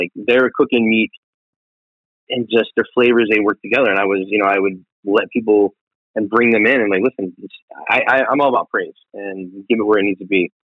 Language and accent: English; the South, United States; I'm from the South. I'm proud of my Southern cuisine that I've lived and died for.